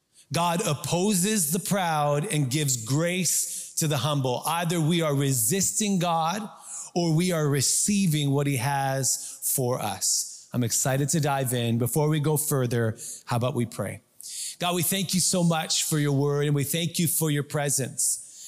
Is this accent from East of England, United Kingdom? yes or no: no; South East England, United Kingdom; We're Scandinavian, good Swedes. We're good on mountains and forests. No problem. Although we grew up in Surrey.